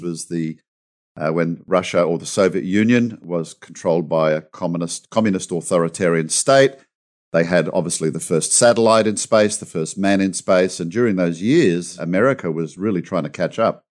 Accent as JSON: {"language": "English", "country": "Australia", "said": "I'm an Aussie."}